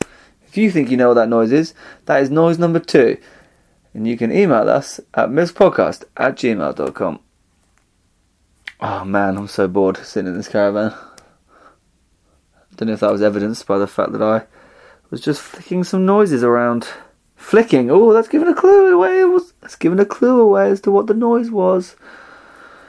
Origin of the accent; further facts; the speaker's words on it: Essex, East of England, United Kingdom; now in London, United Kingdom; I'm also from Essex